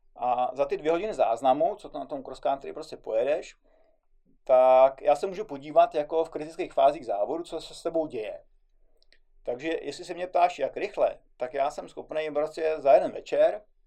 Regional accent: Czechia; tady u nás v Čechách

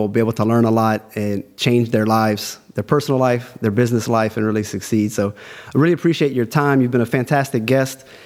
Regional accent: South Louisiana, United States; now in China; I'm from South Louisiana, aka Cajun Country. I am a Cajun.

